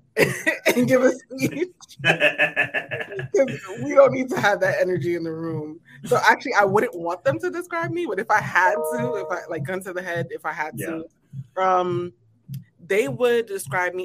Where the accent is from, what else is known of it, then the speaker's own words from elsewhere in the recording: New York City, New York, United States; now in Charlotte, United States; I'm actually born and raised in New York